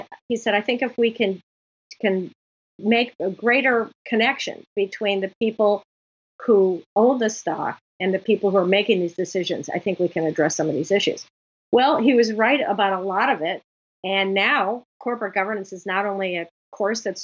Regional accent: Chicago, Illinois, United States; Chicago, my hometown

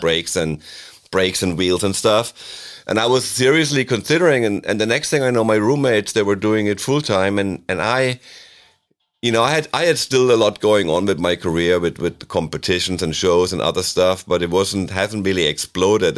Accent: near Freiburg in the Black Forest, Baden-Württemberg, Germany; moved away; also born or lived in Switzerland; a safety rodeo in my hometown in Germany, near Freiburg in the Black Forest

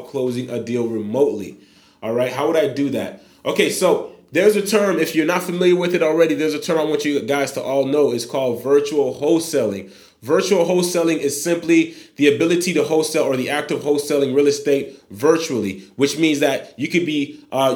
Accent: Haiti; moved away; born in Haiti, 27 years old as of December 1st

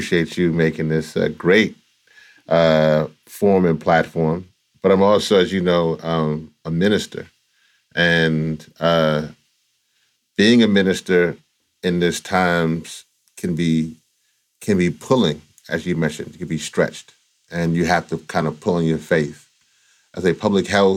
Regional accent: the South, United States; I'm also from the South as well

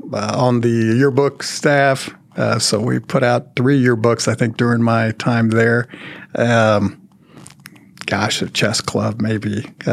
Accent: Dallas, Texas, United States; moved away as an adult; now in Mansfield, United States; I was born in Dallas, grew up in the kind of the White Rock area, and went to high school at the High School for Health Professions

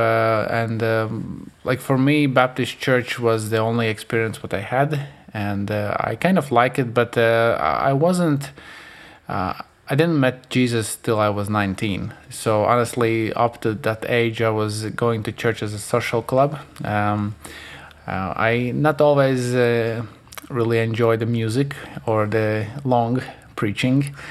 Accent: Latvia; we still grow up there. So just so you know, we haven't moved anywhere else

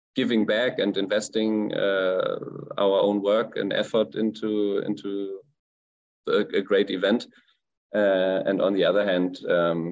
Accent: Freiburg, Baden-Württemberg, Germany; I'm from Freiburg, from the Black Forest area in Germany at the very southwest, bordering France and Switzerland.

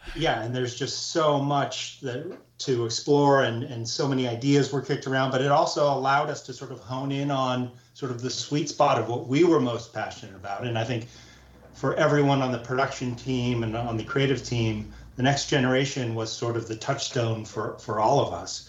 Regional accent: Southern California, United States; When I was a kid growing up in Southern California

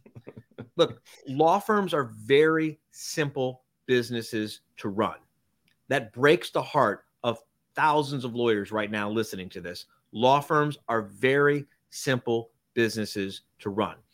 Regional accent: Miami, Florida, United States; I grew up in Miami.

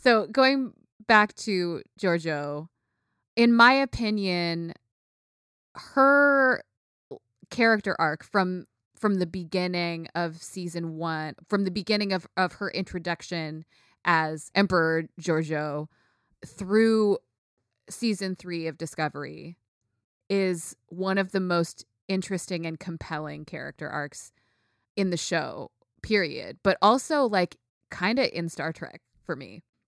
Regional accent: United States; I grew up in the United States, you know? Like, I grew up here, I'm American

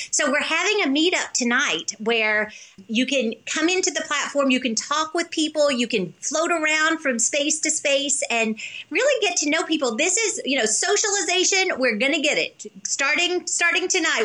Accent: the South, United States; I'm from the South

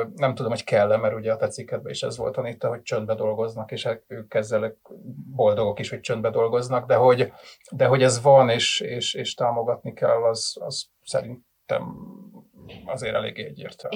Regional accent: Budapest, Hungary; én nem voltam soha se falusi fiú, se falusi lány, hanem én ugye ilyen, ilyen budapesti gyerek vagyok

